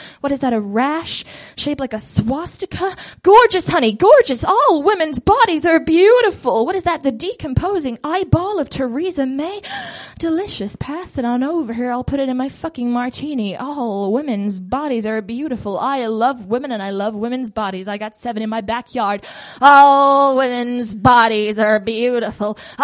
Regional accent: Bristol, South West England, United Kingdom; I'm from Bristol and I'm culturally compelled to be really right on about everything

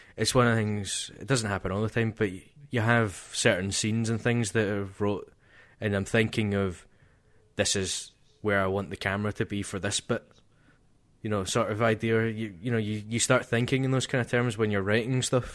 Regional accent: Scotland, United Kingdom

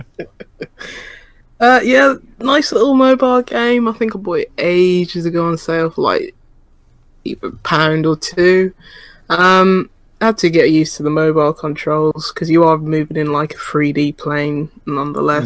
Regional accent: United Kingdom; As a Brit

